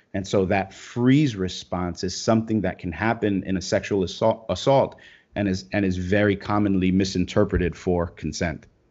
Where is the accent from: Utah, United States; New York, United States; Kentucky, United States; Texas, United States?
New York, United States; Brooklyn; I grew up in Brooklyn, you know, and, and I'm, I'm a Hispanic guy from Brooklyn.